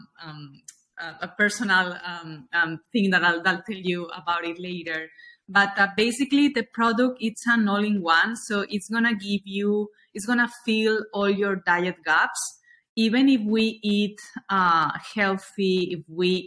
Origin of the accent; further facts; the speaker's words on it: Spain; moved away as an adult; also born or lived in New York; now in Miami, United States; I'm originally from Spain